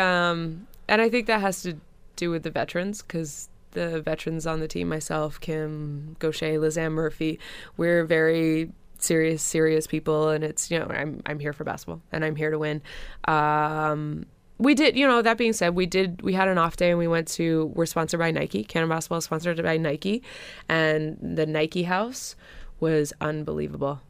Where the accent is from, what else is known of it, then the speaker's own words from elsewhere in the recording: Hamilton, Ontario, Canada; we all don't necessarily train here in Hamilton